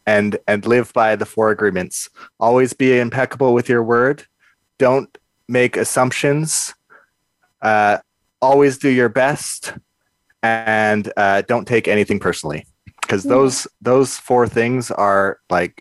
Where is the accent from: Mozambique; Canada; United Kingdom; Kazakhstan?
Canada; Kelowna, British Columbia; I grew up in Kelowna in the Okanagan